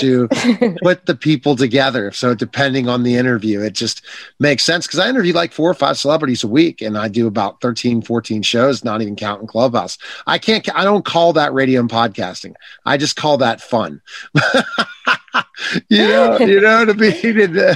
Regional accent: Pittsburgh, Pennsylvania, United States; I'm from Pittsburgh

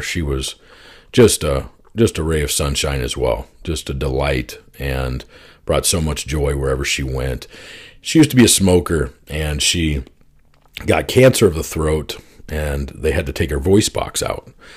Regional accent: Oklahoma, United States; also born or lived in Arizona; my parents split up, and we moved from Arizona to Oklahoma

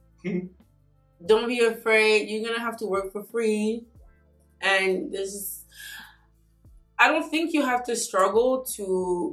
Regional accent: France; also born or lived in Congo / Mali; now in United States; I'm from France by way of Congo and Mali.

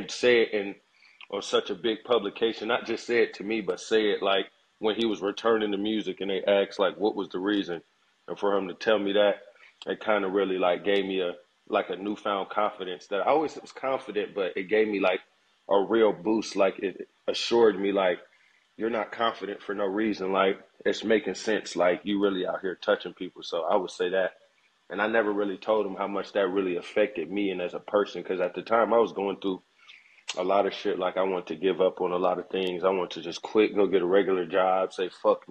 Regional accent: Atlanta, Georgia, United States; also born or lived in Decatur / Gwinnett; I'm from Atlanta, and I would say my hood, I would say probably the 4th Ward over on Edgewood

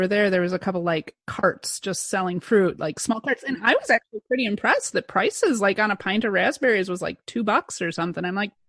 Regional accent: Madison, Wisconsin, United States; we're a bedroom community as well, but we're right in between Madison and Milwaukee. You know, I grew up in Madison

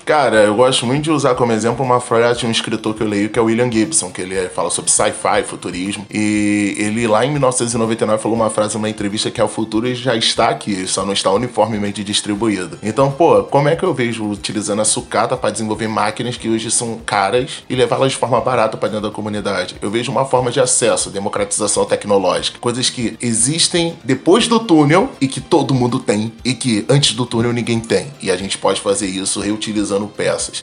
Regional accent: Rio de Janeiro, Brazil; eu nasci e cresci no Complexo Alemão

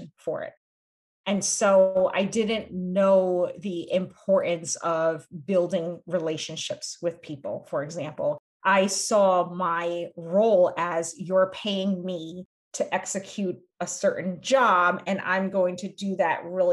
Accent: United States; being raised in this dual culture of being Cambodian being American

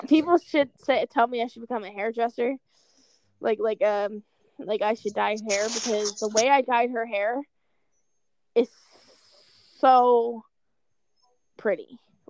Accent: Pennsylvania, United States; I'm from Pennsylvania. I am in the animal science field. At my school.

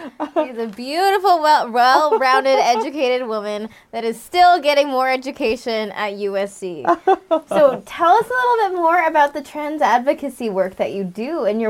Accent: Philippines; because I'm Filipina.

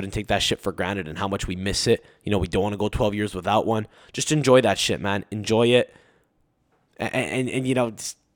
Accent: Canada; as a Canadian sports fan

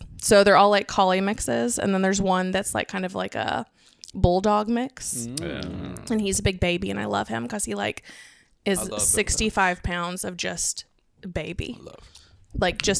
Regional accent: Fort Worth, Texas, United States; I obviously like growing up in Fort Worth

